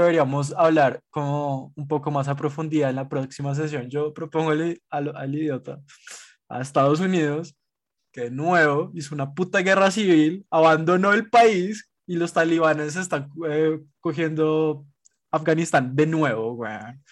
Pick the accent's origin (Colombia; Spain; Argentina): Colombia; somos los colombianos